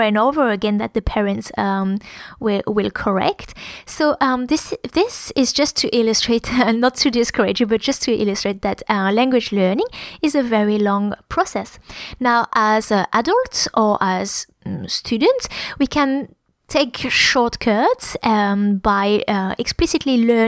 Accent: France; accent: French; English is a second language; moved away; When I speak English with my French accent

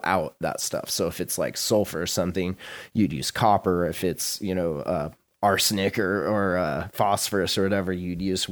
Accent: Montana, United States; moved away; my hometown or my home state

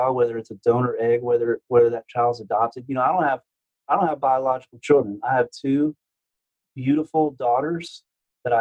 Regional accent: Houston, Texas, United States; I'm from Houston, so I grew up in the South

